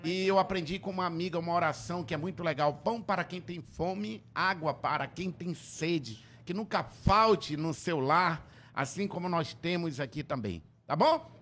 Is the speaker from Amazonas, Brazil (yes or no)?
yes; Tefé, Amazonas, Brazil; quando eu era criança lá em Tefé